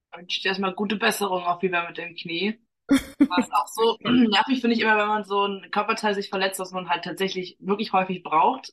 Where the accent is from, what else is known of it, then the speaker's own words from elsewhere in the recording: Germany; ich jetzt so behütet aufgewachsen bin in Deutschland